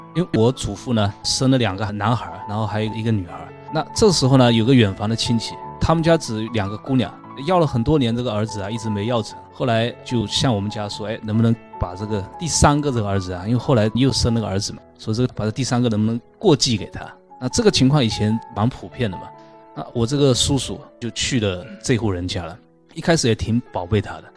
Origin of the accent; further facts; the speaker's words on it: China; 我们中国人